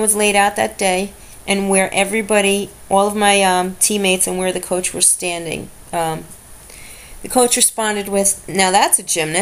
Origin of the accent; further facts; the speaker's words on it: New York City, New York, United States; I grew up in Brooklyn, New York.